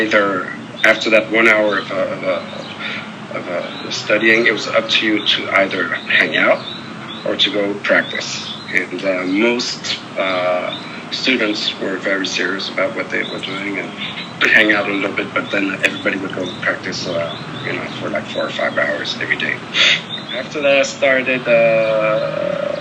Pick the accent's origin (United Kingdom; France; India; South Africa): France; Paris, Île-de-France; I grew up in Paris, France.